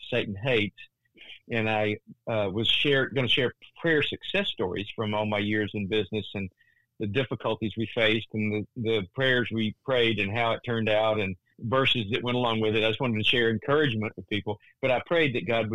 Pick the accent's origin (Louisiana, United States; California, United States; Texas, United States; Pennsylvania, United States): Texas, United States; Central; a small town I grew up in Central Texas